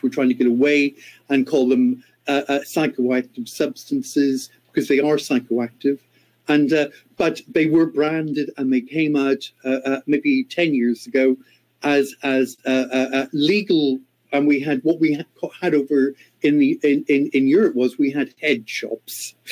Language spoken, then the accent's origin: English; Ireland; moved away; my home country of Ireland